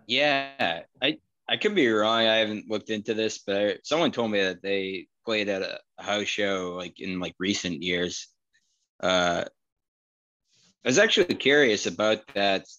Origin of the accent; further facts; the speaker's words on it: Wakefield, Massachusetts, United States; I'm still in Wakefield. Glenn lives in Somerville now, but orig- both originally from Wakefield.